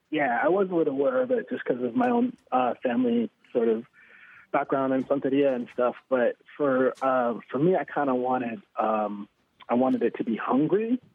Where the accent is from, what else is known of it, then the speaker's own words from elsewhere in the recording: New York City, New York, United States; I grew up in Harlem